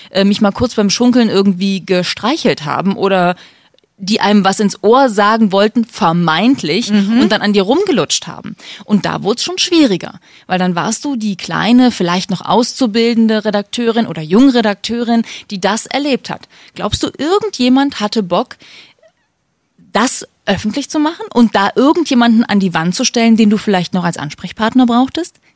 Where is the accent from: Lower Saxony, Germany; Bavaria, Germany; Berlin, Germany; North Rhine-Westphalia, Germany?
North Rhine-Westphalia, Germany; Cologne; du weißt ja, ich komme aus Köln, Kölner Karneval